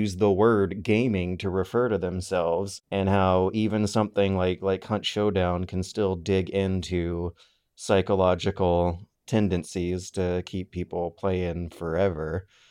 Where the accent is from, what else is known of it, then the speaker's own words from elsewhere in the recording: United States; as an American